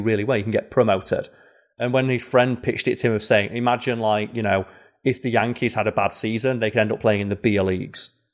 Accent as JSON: {"language": "English", "country": "United Kingdom", "said": "I'm a British man with hair."}